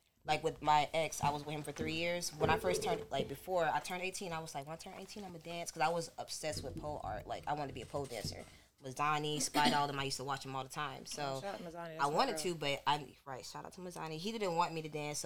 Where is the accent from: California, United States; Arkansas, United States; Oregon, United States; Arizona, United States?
California, United States; I was born in California too